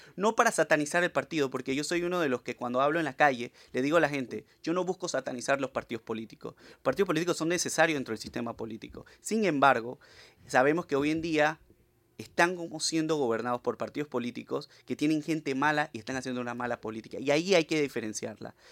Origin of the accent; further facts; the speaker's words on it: San Miguelito, Panama; vengo del distrito de San Miguelito, un distrito que tiene mucha gente profesional, olvidado